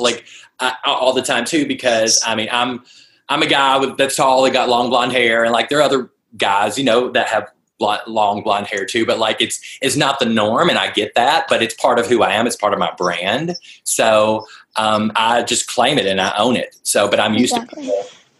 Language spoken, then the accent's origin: English; the South, United States; I'm from the South, so I'm pretty slow in the answering, so we'll try to.